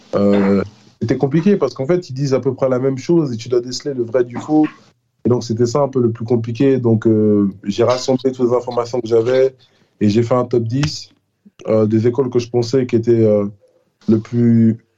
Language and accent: French; France; now in United States; je suis français